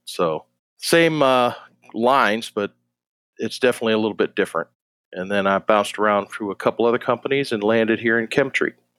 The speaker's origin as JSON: {"language": "English", "town": "Rochester", "region": "New York", "country": "United States", "tie": "born or raised there", "also_born_or_lived": "Jacksonville, Florida", "moved": "as an adult", "said": "I grew up in Western New York, um, outside Rochester"}